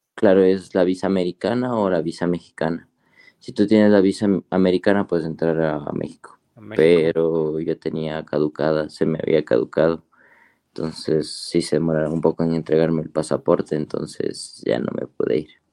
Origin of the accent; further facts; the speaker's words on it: Ambato, Tungurahua, Ecuador; yo soy de Ecuador, eh, de una ciudad que se llama eh, Ambato, sí, de la provincia de Tungurahua